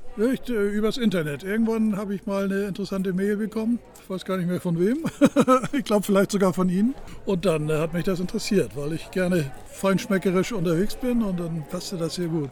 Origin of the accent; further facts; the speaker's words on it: Hamburg, Germany; now in Wentorf bei Hamburg, Germany; bin ursprünglich Hamburger, wohne aber in Wentorf bei Hamburg